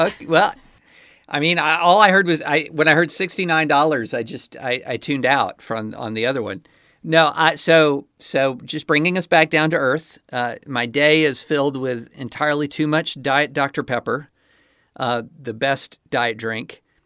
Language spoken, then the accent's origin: English; Kentucky, United States; I did grow up just miles from the Bourbon Trail in Kentucky